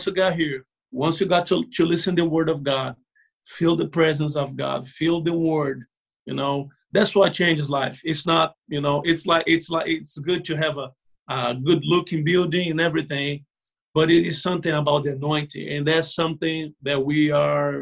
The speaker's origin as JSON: {"language": "English", "country": "Brazil", "second_language": "English", "moved": "as an adult", "lives_now": "Florida, United States", "said": "I learned English in Brazil, and I came here"}